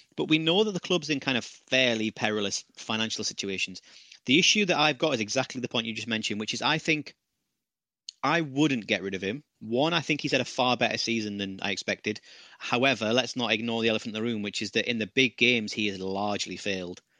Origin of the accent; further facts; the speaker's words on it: United Kingdom; as a Brit